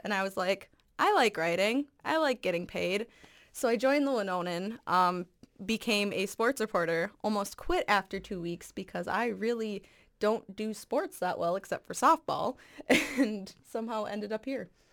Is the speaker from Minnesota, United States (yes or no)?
yes; Farmington, Minnesota, United States; also born or lived in Lakeville, Minnesota; I am from Farmington, Minnesota